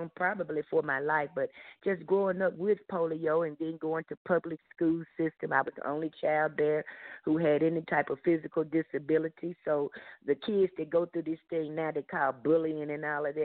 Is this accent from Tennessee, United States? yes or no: yes; Memphis, Tennessee, United States; I grew up in the South in the city of Memphis, the state of Tennessee